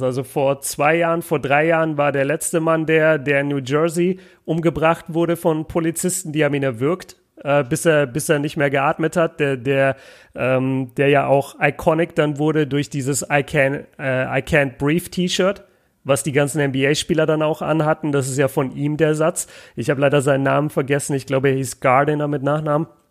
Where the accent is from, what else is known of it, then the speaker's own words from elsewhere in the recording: Germany; als Deutscher